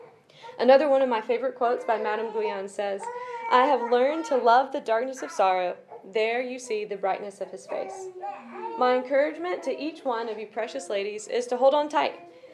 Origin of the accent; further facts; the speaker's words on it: South Africa; I grew up in South Africa, having the blessing of both parents and grandparents serving in many different ways.